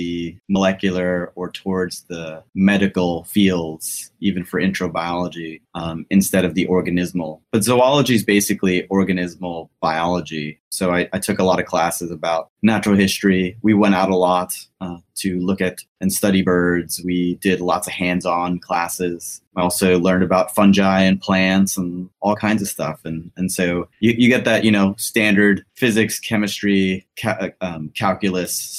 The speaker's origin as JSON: {"language": "English", "town": "New York City", "region": "New York", "country": "United States", "tie": "born or raised there", "also_born_or_lived": "Montreal, Canada / India / Ann Arbor, Michigan", "moved": "as an adult", "lives_now": "Baton Rouge, United States", "said": "But I grew up in New York City. I was actually born in Montreal, but didn't spend much time there."}